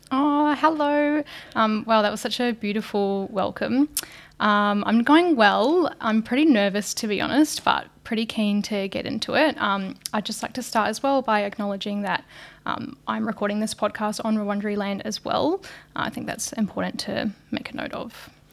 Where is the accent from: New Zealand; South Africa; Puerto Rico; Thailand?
New Zealand; moved away as an adult; now in Australia; I'm originally from New Zealand. Um, I was brought up in very, very small country town